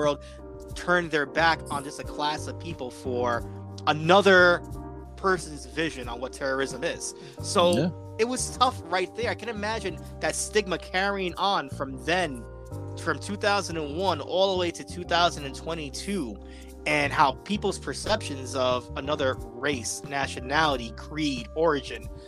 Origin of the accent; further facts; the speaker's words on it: New York City, New York, United States; growing up in the Bronx